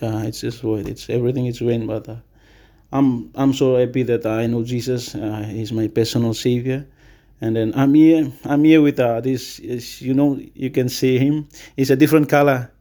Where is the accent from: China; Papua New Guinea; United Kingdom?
Papua New Guinea; Mount Hagen, Western Highlands; also born or lived in Simbu; I was born in Western Highlands, raised as a Western Highlander.